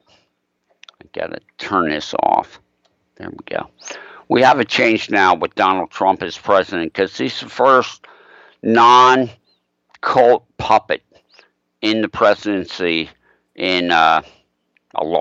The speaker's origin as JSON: {"language": "English", "town": "Arden", "region": "Delaware", "country": "United States", "tie": "born or raised there", "said": "I grew up in Arden, Delaware, a deep state protected Illuminati pedophile village"}